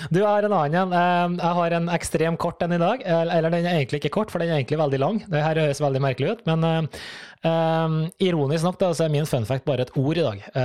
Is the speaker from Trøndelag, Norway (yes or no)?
yes; Trøndelag, Norway; Du, jeg er jo trønder, så det, det, det former jo farget mitt. Men jeg har blitt ganske utvaska.